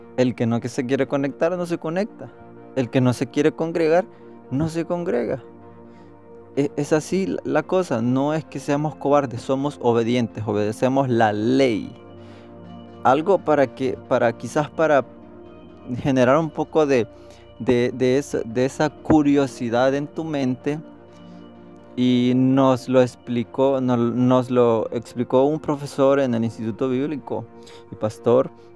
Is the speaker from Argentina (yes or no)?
no; El Salvador; nosotros estamos a favor del aborto como salvadoreños